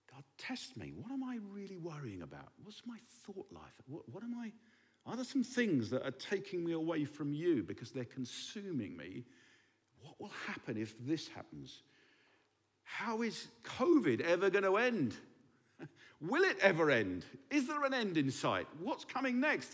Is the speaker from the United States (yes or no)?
no; England, United Kingdom; now in Berlin, Germany